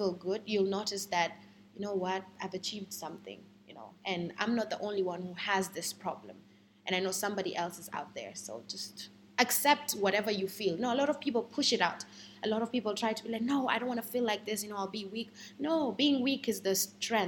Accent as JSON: {"language": "English", "country": "Kenya", "said": "I'm a Kenyan woman"}